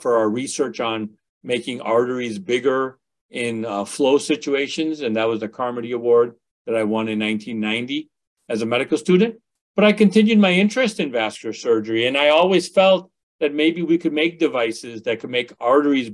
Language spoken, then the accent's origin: English; Westchester, Illinois, United States; also born or lived in India; We grew up in the western suburbs of Chicago.